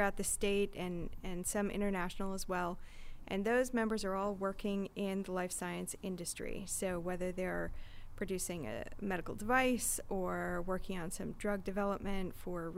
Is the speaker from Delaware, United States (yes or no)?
no; Michigan, United States; now in San Diego, United States; I grew up in Michigan.